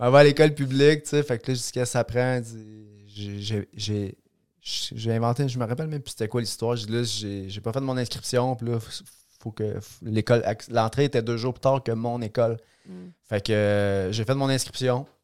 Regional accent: Trois-Rivières, Quebec, Canada; je suis né dans la belle région de la Mauricie j'ai grandi à Trois-Rivières

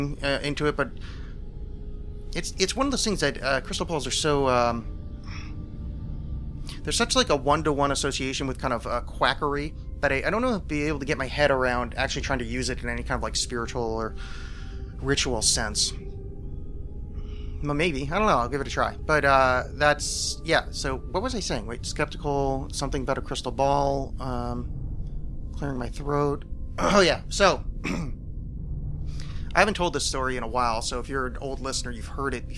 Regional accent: East Coast, United States; the house I grew up in on the East Coast

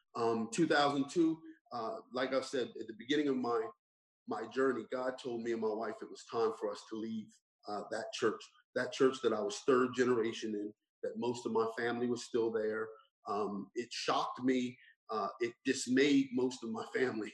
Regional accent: Burlington Township, New Jersey, United States; growing up in Burlington Township

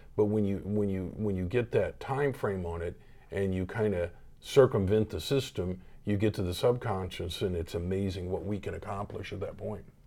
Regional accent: Tulsa, Oklahoma, United States; I grew up here in Tulsa, Oklahoma.

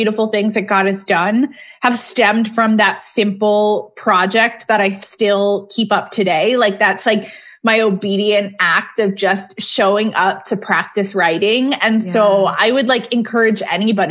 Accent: Connecticut, United States; now in Atlanta, United States; I'm originally from Connecticut. East Coaster.

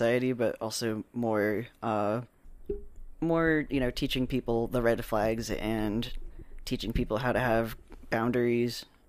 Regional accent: New Jersey, United States; But then again, I'm from New Jersey.

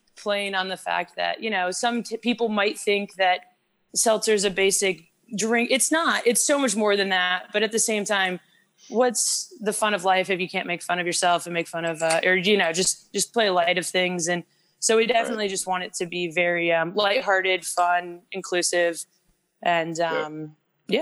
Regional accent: Midwest, United States; moved away as an adult; also born or lived in Boulder, Colorado; now in Charlotte, United States; I came from the Midwest actually, um, with a little town with about 30 family members.

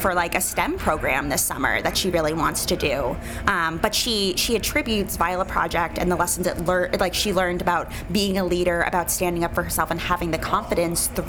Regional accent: New York City, New York, United States; moved away as an adult; also born or lived in Evanston, Illinois; now in Chicago, United States; I grew up in New York City

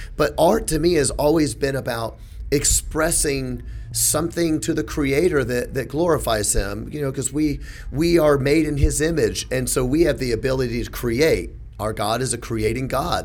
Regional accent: Memphis, Tennessee, United States; I'm from Memphis

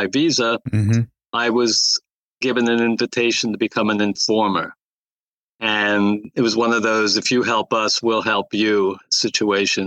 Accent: New Jersey, United States; also born or lived in Poland; I found one at the Trenton Times in New Jersey, which is my home state

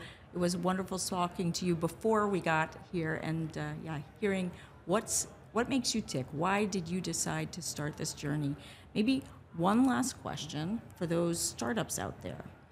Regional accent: United States; I have an American account, I am American

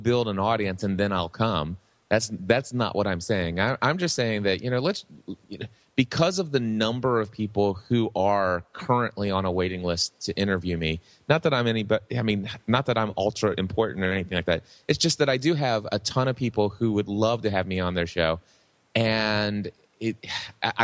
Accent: Hebron, Kentucky, United States; I've been doing a pizza shop locally here in my hometown of Hebron, Kentucky for the last 35 years

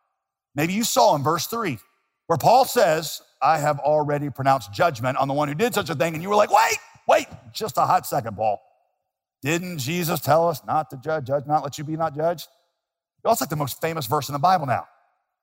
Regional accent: Winston-Salem, North Carolina, United States; A church that I grew up in Winston-Salem

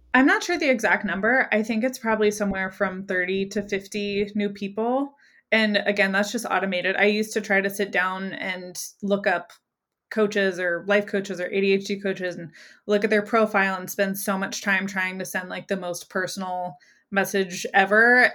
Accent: Greenville, South Carolina, United States; in my hometown, which I live in Greenville, South Carolina

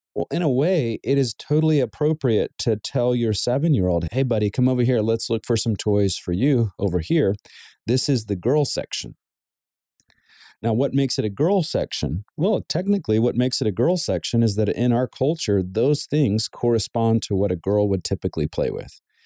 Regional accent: the South, United States; now in Southern California, United States; Growing up in the South, it was very common to wear a button up shirt with some dress slacks and dress shoes

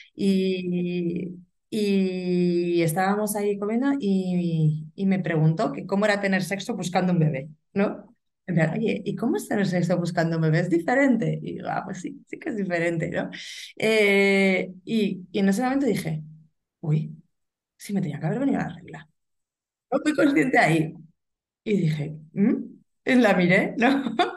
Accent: Burgos, Castile and León, Spain; soy de Burgos y vivo aquí

